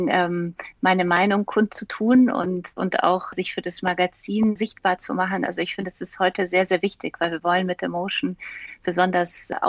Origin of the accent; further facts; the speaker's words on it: Munich, Bavaria, Germany; Und ich bin ja in München aufgewachsen